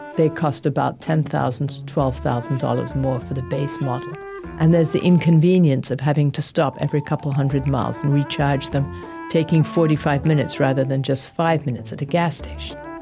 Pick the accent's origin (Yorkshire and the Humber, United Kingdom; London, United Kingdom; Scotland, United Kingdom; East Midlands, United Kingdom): London, United Kingdom; now in United States; I was born in London and spent a lot of time in England.